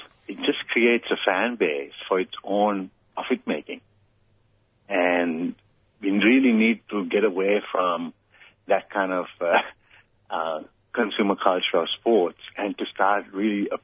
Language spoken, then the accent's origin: English; Sri Lanka; moved away as an adult; also born or lived in United States; I came from Sri Lanka, went to America to be a better springboard diver